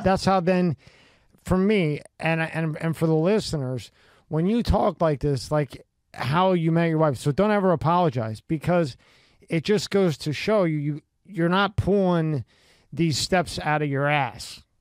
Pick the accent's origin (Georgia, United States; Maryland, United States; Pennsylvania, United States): Pennsylvania, United States; Philadelphia; I grew up in Philadelphia